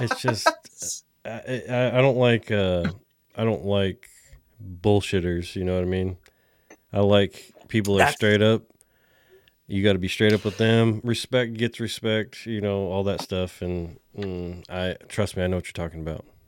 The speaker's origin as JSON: {"language": "English", "region": "California", "country": "United States", "moved": "yes", "lives_now": "Texas, United States", "said": "a Californian coming to Texas"}